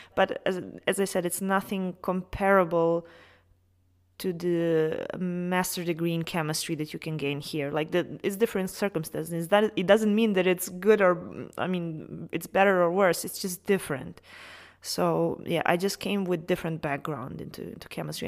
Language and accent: English; Serbia; moved away as an adult; studied pharmacy back in my home country in Serbia